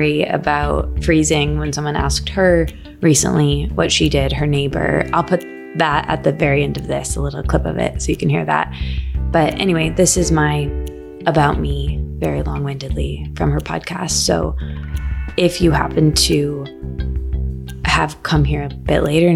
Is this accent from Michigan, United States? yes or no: yes; Michigan, United States; I'm from Michigan.